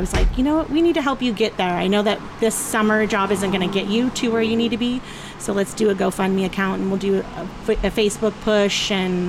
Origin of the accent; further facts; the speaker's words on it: Petaluma, California, United States; moved away as an adult; now in Cloverdale, United States; I'm actually from Petaluma, but we bought a house here in 2001.